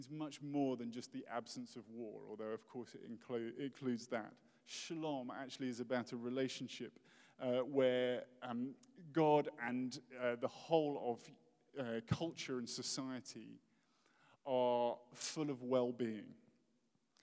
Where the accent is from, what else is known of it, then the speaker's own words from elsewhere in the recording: United Kingdom; now in United States; I'm British